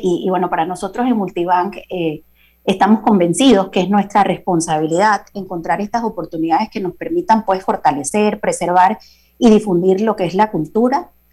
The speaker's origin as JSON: {"language": "Spanish", "country": "Panama", "said": "nos corresponde como panameños."}